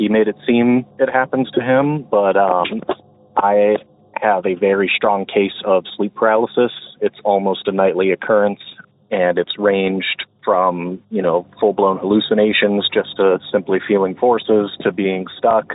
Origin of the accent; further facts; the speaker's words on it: Ohio, United States; I'm from Ohio